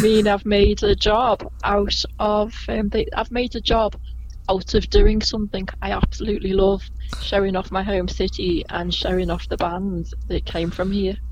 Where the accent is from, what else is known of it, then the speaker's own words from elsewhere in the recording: Liverpool, North West England, United Kingdom; I was born in Liverpool, in the same hospital as Paul McCartney, in 1961